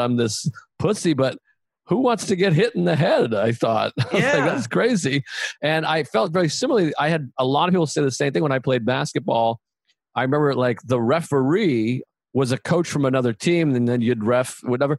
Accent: Boston, Massachusetts, United States; growing up in Boston, where there was so much value put on how tough you are and if you could fight

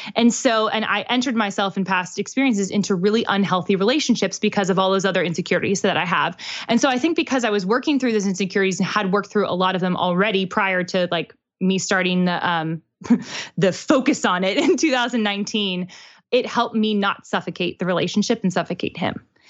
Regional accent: Pittsburgh, Pennsylvania, United States; born or raised there; now in Nashville, United States

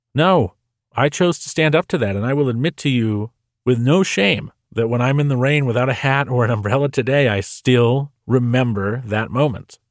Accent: New Hampshire, United States; I grew up in New Hampshire

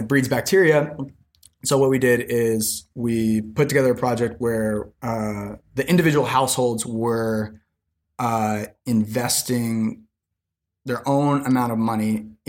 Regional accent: United States; I was like this foreigner, you know, I was from America

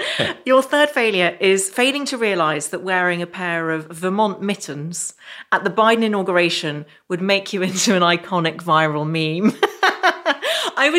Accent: Ireland; And I grew up in Ireland, so I know that temperature is king.

